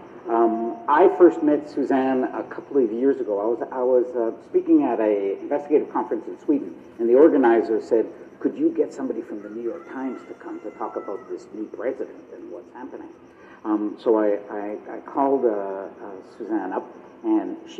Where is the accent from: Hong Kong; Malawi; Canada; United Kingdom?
Canada; I'm from Canada, I work at the CBC